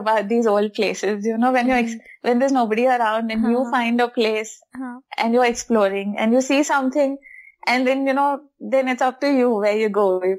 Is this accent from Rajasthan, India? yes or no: no; Hyderabad, Telangana, India; It's at least it was pleasanter when I was a kid growing up in Hyderabad. Now it's very hot.